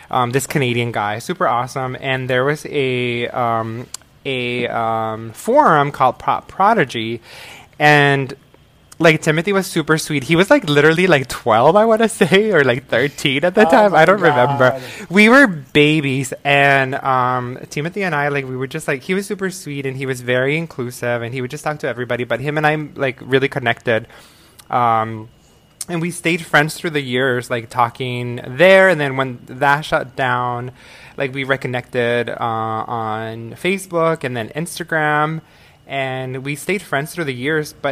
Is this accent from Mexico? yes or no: yes; Agua Prieta, Sonora, Mexico; moved away; also born or lived in Tucson, United States; I'm originally from Mexico. I was born in a small town called Agua Prieta.